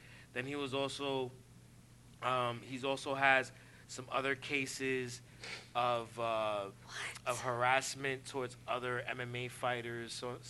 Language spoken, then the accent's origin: English; New York City, New York, United States; well, see the, I'm from East Harlem, so yeah.